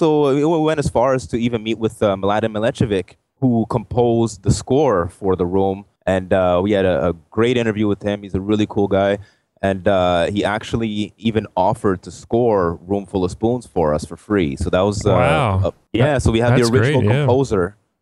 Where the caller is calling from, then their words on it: Ottawa, Ontario, Canada; Ottawa, Canada.